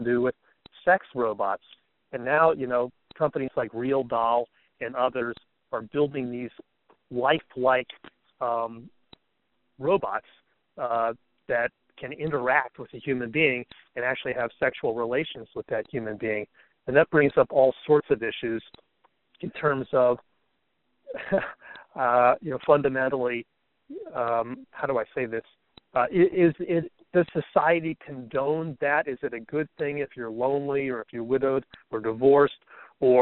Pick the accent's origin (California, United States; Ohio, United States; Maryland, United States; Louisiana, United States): Maryland, United States; Bethesda; I'm from Bethesda, Maryland, outside of Washington, D.C.